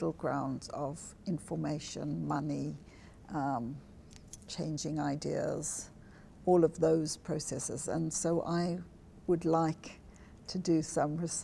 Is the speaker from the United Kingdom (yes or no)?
no; South Africa; moved away as an adult; I grew up in South Africa, which is a very segregated